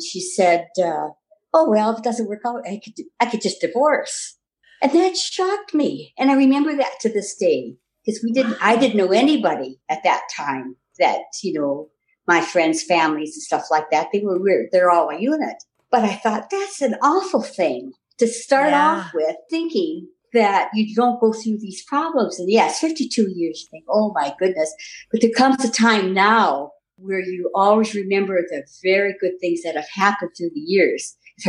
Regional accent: Royal Oak, Michigan, United States; moved away as an adult; now in Canada; In Royal Oak, Michigan.

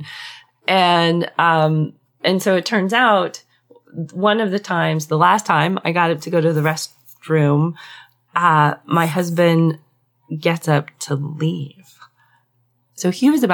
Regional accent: Southwest, United States; I grew up in the Southwest

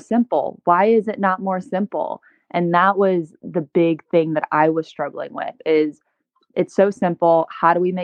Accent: Cleveland, Ohio, United States; also born or lived in Chicago, Illinois; now in Encinitas, United States; I'm originally from Cleveland, Ohio

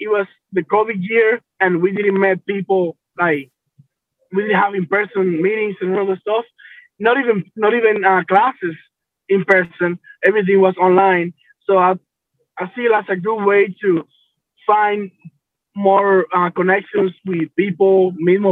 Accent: Dominican Republic; moved away as an adult; now in United States; I'm from the Dominican Republic

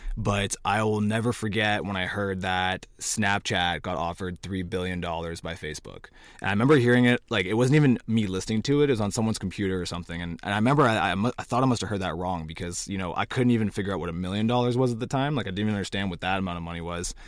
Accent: Cornwall, Ontario, Canada; I'm from Cornwall

